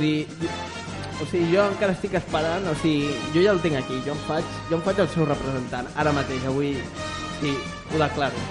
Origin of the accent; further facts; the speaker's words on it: Barcelona, Catalonia, Spain; sóc de Barcelona